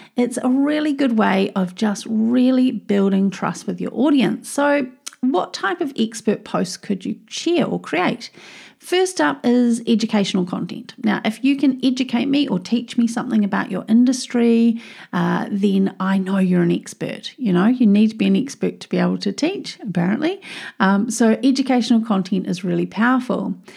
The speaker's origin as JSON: {"language": "English", "country": "New Zealand", "said": "I'm a Kiwi. You know, here in New Zealand"}